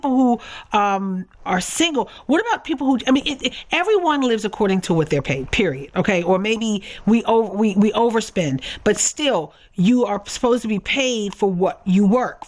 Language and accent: English; Baltimore, Maryland, United States; I am from Baltimore. I grew up not far from where the headquarters of the Social Security Administration happens to be.